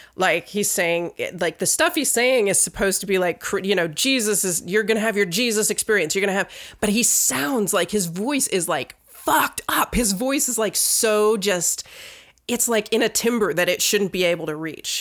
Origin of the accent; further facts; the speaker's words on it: Virginia, United States; I grew up in Virginia